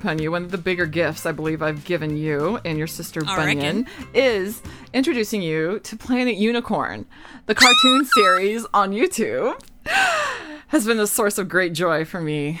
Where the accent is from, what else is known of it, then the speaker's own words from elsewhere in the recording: the South, United States; accent: southern; moved away; the part of the South I'm from, we didn't do soft R's all the time.